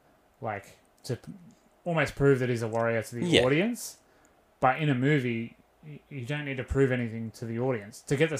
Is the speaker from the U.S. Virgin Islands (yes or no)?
no; Sydney, New South Wales, Australia; So I grew up in Western Sydney